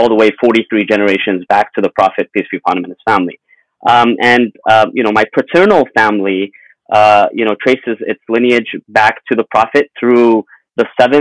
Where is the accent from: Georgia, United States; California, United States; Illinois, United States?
California, United States; Los Angeles; also born or lived in Mashhad, Iran / Syria / London; we came to Los Angeles in 1994. I was 9 years old at the time. And, you know, we grew up in L.A.